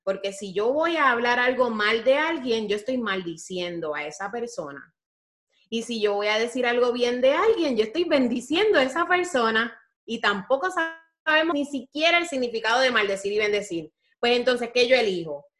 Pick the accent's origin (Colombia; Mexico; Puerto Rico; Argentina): Puerto Rico; como diríamos en Puerto Rico